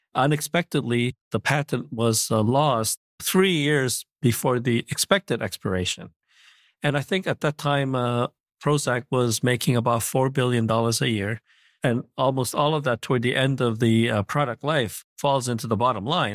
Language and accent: English; Montreal, Quebec, Canada; also born or lived in Korea; I was born in Korea, but at a le-, young age, uh, age seven, I, uh, immigrated to Montreal, Canada.